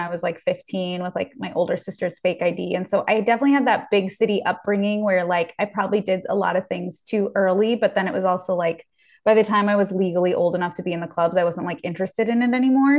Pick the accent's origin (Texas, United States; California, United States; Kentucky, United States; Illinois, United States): California, United States; Beverly Hills; growing up in Beverly Hills